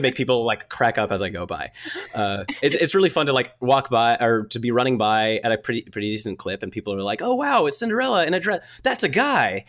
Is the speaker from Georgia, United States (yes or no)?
yes; Atlanta, Georgia, United States; I'm from Atlanta. It's not cold here.